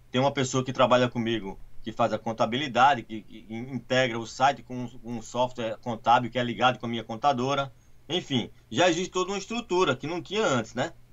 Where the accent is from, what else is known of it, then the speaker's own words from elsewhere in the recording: São Paulo, Brazil; now in United States; Eu sou de São Paulo.